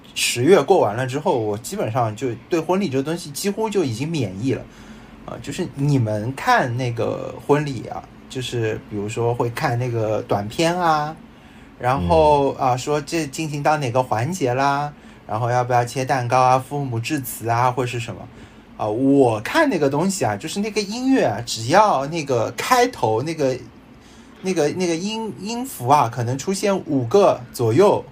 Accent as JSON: {"language": "Chinese", "region": "Shanghai", "country": "China", "tie": "born or raised there", "said": "我是一个生活在上海，然后成长在上海，然后也生于上海的人啊， 就是俗称上海人"}